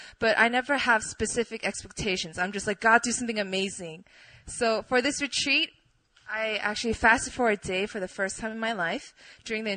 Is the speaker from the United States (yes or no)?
no; Poland; moved away; I grew up in Poland